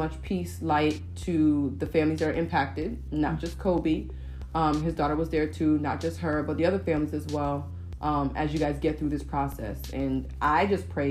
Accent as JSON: {"language": "English", "country": "Nigeria", "said": "I'm Nigerian"}